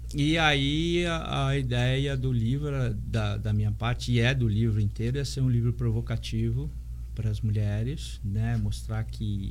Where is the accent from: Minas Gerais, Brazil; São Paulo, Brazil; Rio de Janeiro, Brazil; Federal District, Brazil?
São Paulo, Brazil; now in Santos, Brazil; eu sou de São Paulo e moro aqui já há bastante tempo.